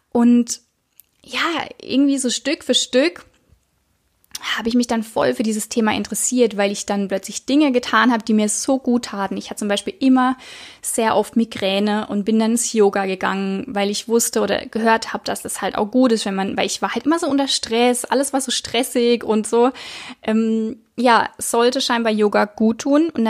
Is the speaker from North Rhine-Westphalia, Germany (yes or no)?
no; Baden-Baden, Baden-Württemberg, Germany; Ich bin 29 Jahre und ich komme, ja, ich komme aus der Nähe von Karlsruhe, also von Baden-Baden. Ja, einfach im Süden, Süden von Deutschland, zwischen Karlsruhe und Freiburg, würde ich jetzt mal so sagen.